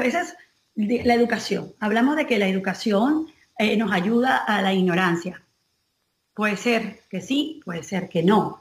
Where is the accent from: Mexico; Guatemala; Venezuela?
Venezuela; nosotros que somos venezolanos